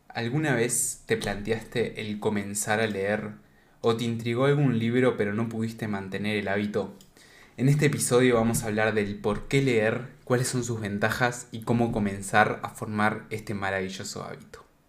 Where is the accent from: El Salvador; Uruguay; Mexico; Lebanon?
Uruguay; No soy de España, por las dudas soy de Uruguay